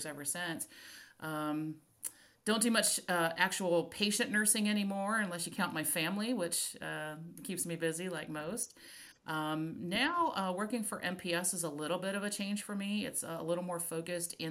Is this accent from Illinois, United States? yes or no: no; Florida, United States; I grew up in Florida